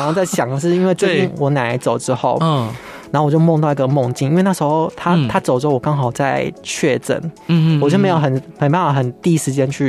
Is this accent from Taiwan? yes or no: yes; central Taiwan, Taiwan; 因为因为中部是我生我的土生土长的地方嘛